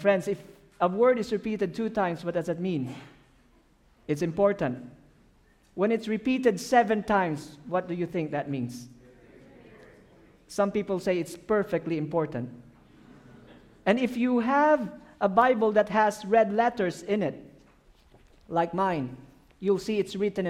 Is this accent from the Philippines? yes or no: yes; Philippines; English is a second language; I'm from the Philippines